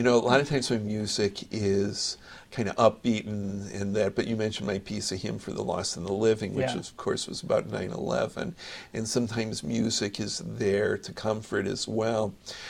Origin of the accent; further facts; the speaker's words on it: New York, United States; because I'm a New Yorker.